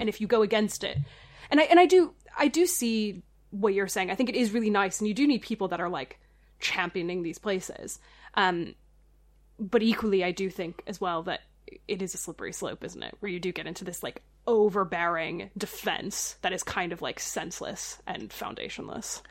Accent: Oakwood, Ohio, United States; moved away as an adult; also born or lived in Dayton, Ohio; I grew up in Dayton, Ohio

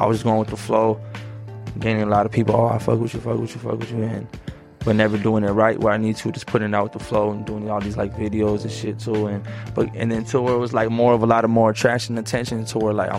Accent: Phoenix, Arizona, United States; Oh yeah, I'm from the hood, bro. So right there on 67th and Little Buck, right there in 6900, where Santa Maria is a little hood, everyone knows, man.

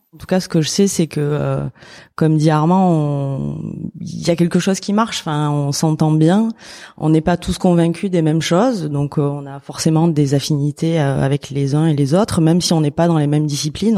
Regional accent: Alpilles, Provence-Alpes-Côte d'Azur, France; now in Arles, France; j'ai grandi dans les Alpilles, je suis née à Arles

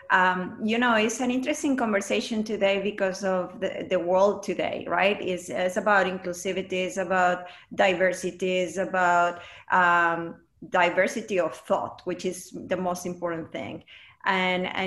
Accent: Mexico; English is a second language; now in United States; I was born and raised in Mexico, and with all these values, that is important to actually take it into the business.

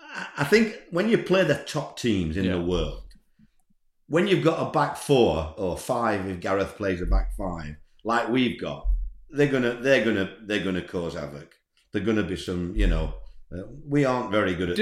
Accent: Scarborough, Yorkshire and the Humber, United Kingdom; I'm from Scarborough.

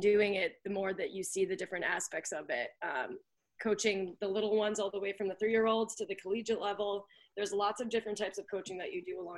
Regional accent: Connecticut, United States; moved away as an adult; now in Vermont, United States; I'm originally from Connecticut, grew up there, born and raised.

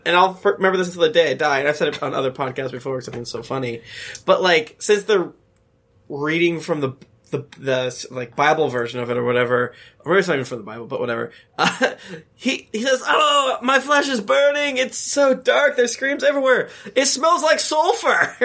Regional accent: Florida, United States; I'm from Florida

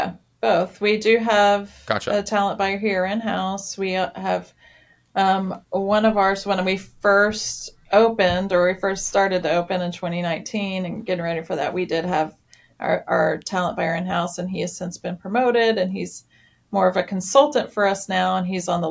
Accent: Nashville, Tennessee, United States; since I'm from Nashville and grew up listening to music and going to small shows at a tiny little divey bars.

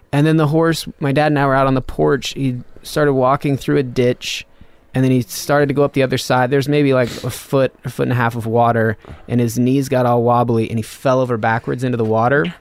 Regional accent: north of Reno, Nevada, United States; moved away; also born or lived in Austin; like fifteen miles north of Reno, Nevada

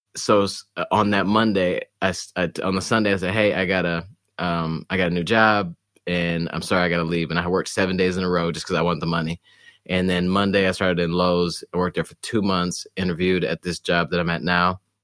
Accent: Detroit, Michigan, United States; moved away; also born or lived in Poughkeepsie, New York; we moved to Detroit, actually, um, when I was, like, five or so

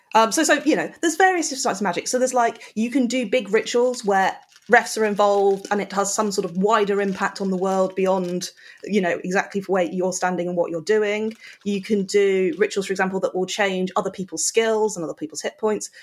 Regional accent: United Kingdom; we're British

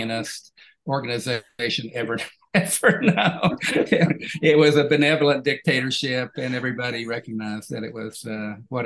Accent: Coalwood, West Virginia, United States; I was born and raised in this little town called Colwood, which is in West Virginia, which is the heart of Appalachia

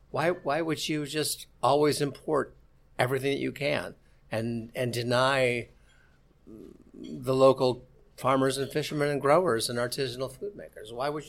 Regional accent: Midwest, United States; also born or lived in Key West; now in Miami, United States; I was transformed from being a Midwesterner to being a South Floridian. And in the process, I didn't have any ancestry in the deal. I mean, I didn't have a Cuban grandmother or a Dominican grandmother or a grandfather.

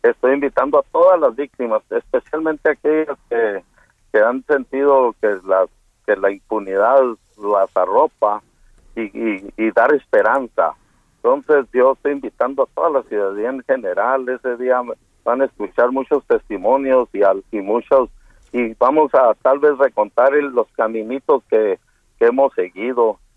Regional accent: Mexico

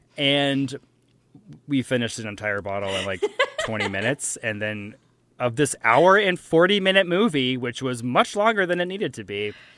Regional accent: Jacksonville, Florida, United States; I'm from Jacksonville

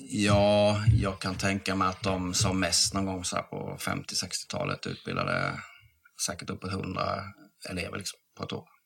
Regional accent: Halmstad, Halland County, Sweden; moved away; Jag är från Halmstad från början

